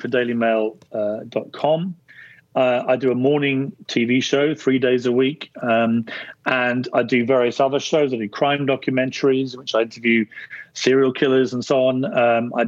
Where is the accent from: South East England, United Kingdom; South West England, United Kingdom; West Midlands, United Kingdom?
South East England, United Kingdom; Guildford; I was born in Guildford in Surrey, about an hour south of London.